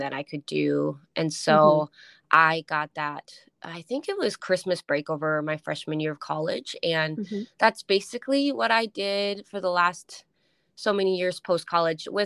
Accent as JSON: {"language": "English", "town": "Duluth", "region": "Minnesota", "country": "United States", "tie": "born or raised there", "also_born_or_lived": "Colorado / Alaska", "moved": "as an adult", "lives_now": "Seattle, United States", "said": "the hospital in my hometown in Duluth"}